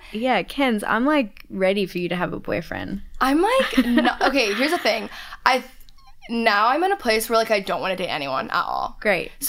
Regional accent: Australia; moved away as an adult; now in United States; I'm Australian.

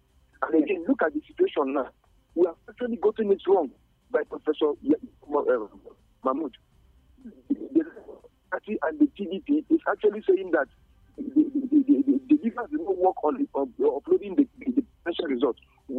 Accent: Nigeria

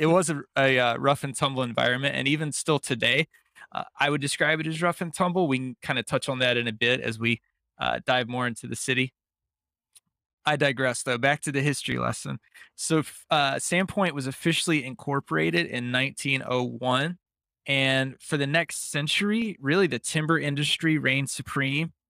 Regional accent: Pacific Northwest, United States; I'm from the Pacific Northwest.

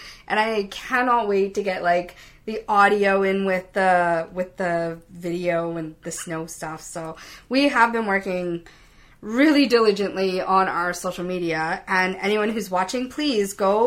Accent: Canada; I'm a Canadian girl

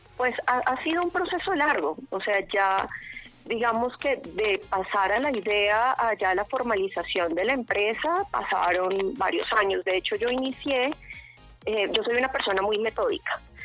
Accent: Bogotá, Colombia; now in Sopó, Colombia; yo soy bogotana de nacimiento

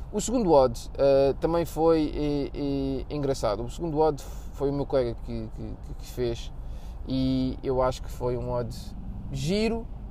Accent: Portugal; somos portugueses

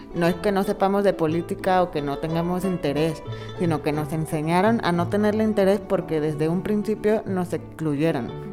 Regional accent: Mexico; nuestro país. O sea, también es nuestro país, es nuestra patria

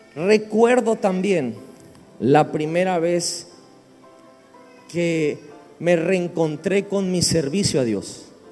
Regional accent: Villahermosa, Tabasco, Mexico; venimos de México, de la región, el estado se llama Tabasco, la ciudad se llama Villahermosa

